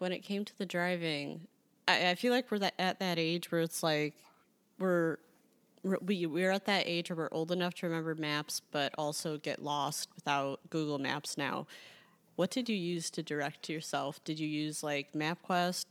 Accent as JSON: {"language": "English", "town": "Chicago", "region": "Illinois", "country": "United States", "said": "I'm from Chicago"}